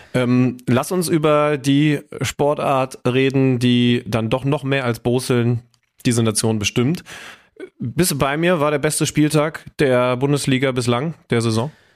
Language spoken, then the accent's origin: German; Göttingen, Lower Saxony, Germany; moved away as an adult; now in Hamburg, Germany; in meiner Heimat, Schrägstrich Studentenstadt Göttingen